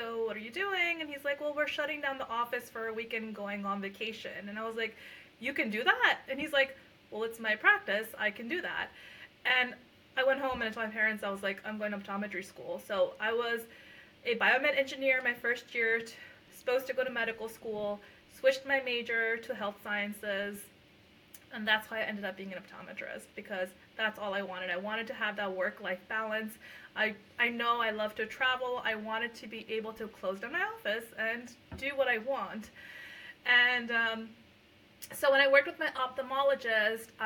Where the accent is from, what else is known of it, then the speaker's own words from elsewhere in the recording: Lehigh Valley, Pennsylvania, United States; first language Punjabi; moved away as an adult; also born or lived in Puerto Rico; now in New Jersey, United States; I'm actually from the Lehigh Valley in Pennsylvania